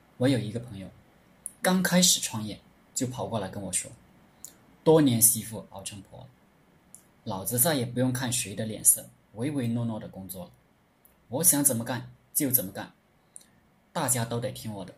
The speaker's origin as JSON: {"language": "Chinese", "country": "China", "said": "我们中国人总是好面子，而且非常含蓄"}